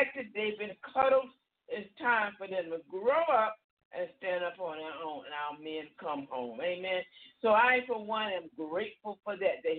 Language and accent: English; United States; being an American, because this is where I was born